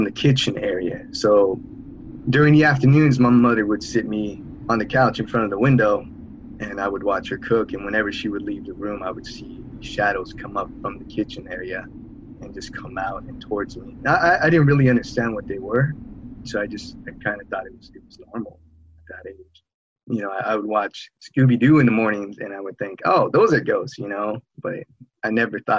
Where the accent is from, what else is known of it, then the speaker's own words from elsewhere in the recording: San Jose, California, United States; I'm from San Jose, California.